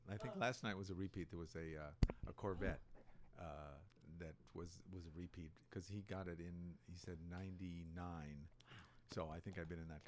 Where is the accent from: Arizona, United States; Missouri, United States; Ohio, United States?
Ohio, United States; Cleveland; moved away as an adult; also born or lived in New York; now in California, United States; grew up in Cleveland